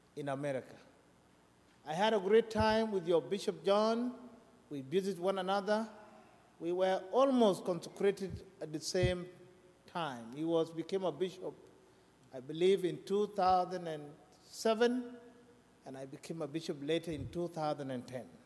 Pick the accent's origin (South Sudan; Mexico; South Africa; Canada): South Sudan; now in United States; I'm from South Sudan